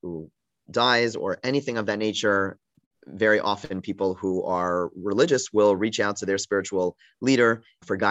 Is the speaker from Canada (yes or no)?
yes; Canada; moved away as an adult; also born or lived in Montreal, Canada / Toronto, Canada; now in Baltimore, United States; I am from Canada. I lived in Montreal and Toronto.